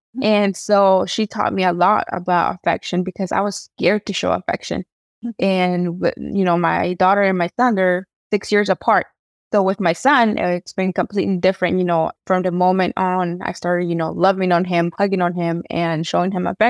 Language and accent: English; Oaxaca, Mexico; I'm Mixteca from Oaxaca. So I'm writing a book in English, Spanish, and Mixteco.